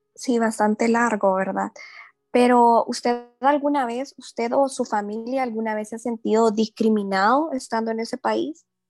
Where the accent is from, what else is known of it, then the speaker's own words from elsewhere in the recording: Honduras; nosotros como hondureños